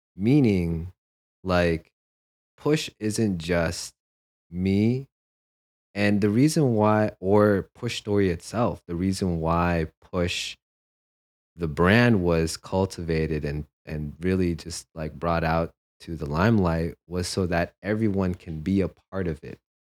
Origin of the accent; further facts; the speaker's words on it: San Jose, California, United States; moved away as an adult; also born or lived in Philippines / New York City; now in Los Angeles, United States; growing up in San Jose